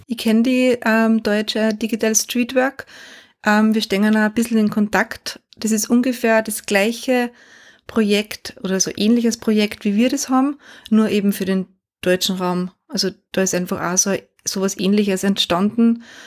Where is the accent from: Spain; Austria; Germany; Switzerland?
Austria; bei uns in Österreich